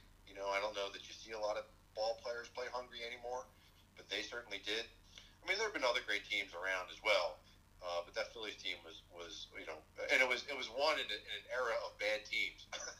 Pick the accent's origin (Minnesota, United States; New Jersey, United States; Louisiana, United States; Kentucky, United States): New Jersey, United States; we grew up in South Jersey, which is right across the bridge from Philadelphia.